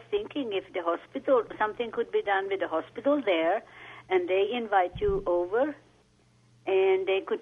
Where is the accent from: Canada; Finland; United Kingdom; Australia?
Finland; now in Pasadena, United States; I'm from Finland, and I go to Finland every year.